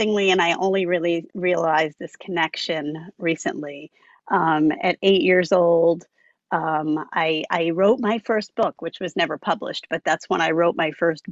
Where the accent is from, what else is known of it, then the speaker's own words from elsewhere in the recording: Long Island, New York, United States; I grew up on Long Island, which You know, I've pretty much always lived in New York State